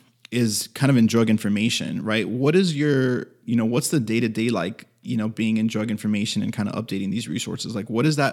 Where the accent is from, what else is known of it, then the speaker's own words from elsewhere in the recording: Miami, Florida, United States; Because I'm from Miami